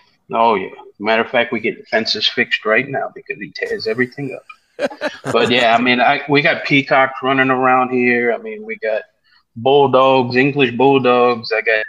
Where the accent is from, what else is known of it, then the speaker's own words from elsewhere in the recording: New Orleans, Louisiana, United States; moved away; I grew up in New Orleans